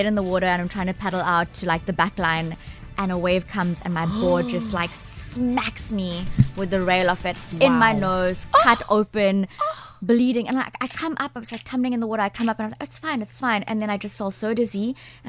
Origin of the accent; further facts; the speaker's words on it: Durban, KwaZulu-Natal, South Africa; now in Cape Town, South Africa; I come from Durban